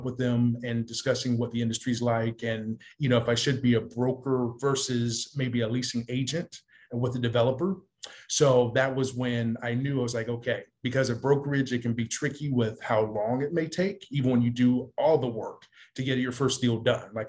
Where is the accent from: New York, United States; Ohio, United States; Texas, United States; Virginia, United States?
Ohio, United States; Columbus; now in California, United States; Columbus, Ohio, my hometown